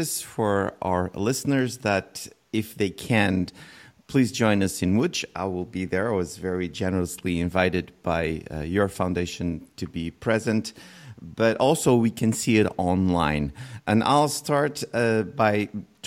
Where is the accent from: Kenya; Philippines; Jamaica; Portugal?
Portugal; I'm from Portugal